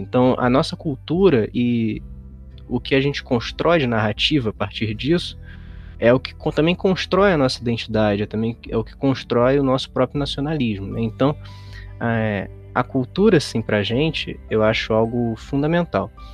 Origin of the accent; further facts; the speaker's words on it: Rio de Janeiro, Brazil; Eu sou carioca